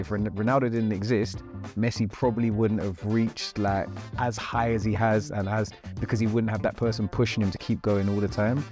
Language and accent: English; London, United Kingdom; I'm talking very London because I'm a Londoner, I'm a South Londoner.